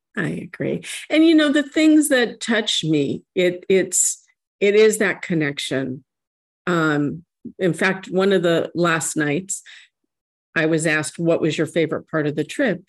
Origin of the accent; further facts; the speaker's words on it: San Diego, California, United States; the church that I grew up attending here in San Diego